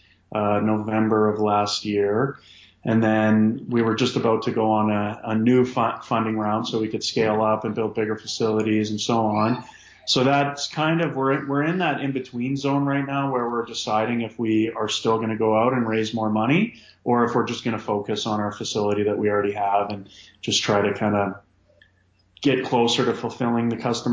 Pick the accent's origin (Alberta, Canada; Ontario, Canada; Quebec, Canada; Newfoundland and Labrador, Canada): Alberta, Canada; Calgary; moved away as an adult; now in Halifax, Canada; I'm from Calgary